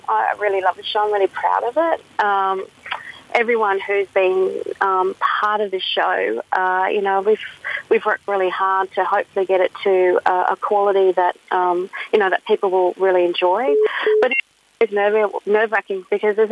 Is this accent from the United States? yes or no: no; Mount Isa, Queensland, Australia; So I'm originally from Mount Isa, born and bred